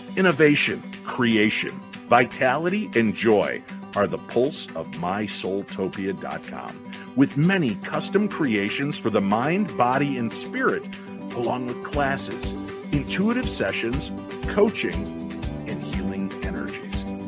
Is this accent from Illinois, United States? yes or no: yes; Illinois, United States; I grew up in Illinois